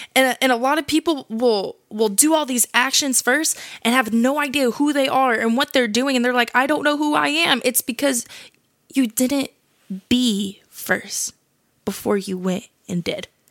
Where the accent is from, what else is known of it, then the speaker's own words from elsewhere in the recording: California, United States; I'm twenty-one years old. I'm from California.